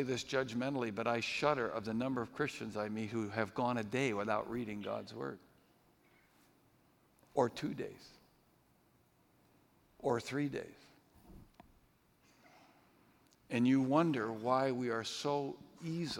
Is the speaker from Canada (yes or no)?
no; New England, United States; When I was growing up in New England